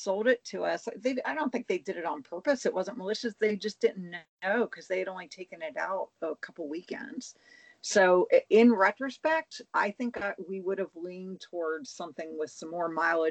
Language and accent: English; Pennsylvania, United States; I'm from Pennsylvania